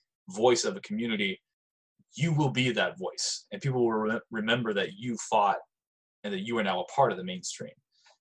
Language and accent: English; United States; I was fucking born here